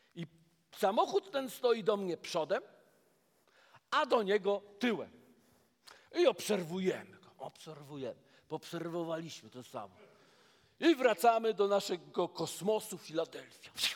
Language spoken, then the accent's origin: Polish; Poland; jestem z Polski